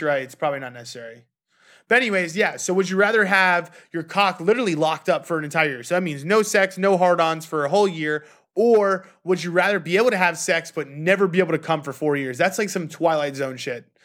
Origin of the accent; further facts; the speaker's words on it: New York, United States; growing up in New York